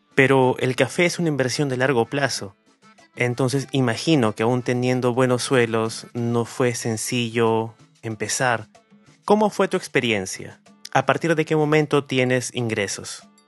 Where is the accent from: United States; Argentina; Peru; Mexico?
Peru; nos llena de orgullo como peruanos